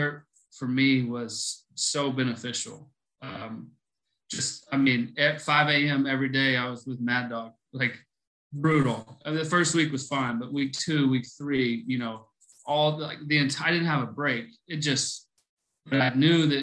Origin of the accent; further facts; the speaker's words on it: Buffalo Gap, Texas, United States; I grew up in Buffalo Gap, Texas.